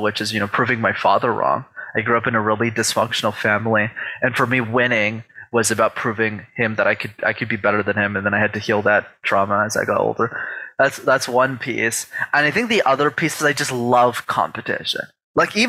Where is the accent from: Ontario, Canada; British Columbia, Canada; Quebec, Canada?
Quebec, Canada; Montreal; I grew up in Montreal in Canada